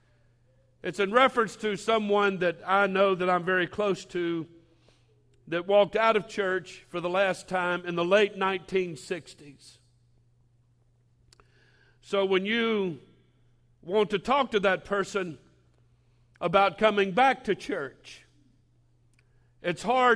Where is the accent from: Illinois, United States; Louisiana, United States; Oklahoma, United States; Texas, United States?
Louisiana, United States; Baton Rouge; born and raised in Baton Rouge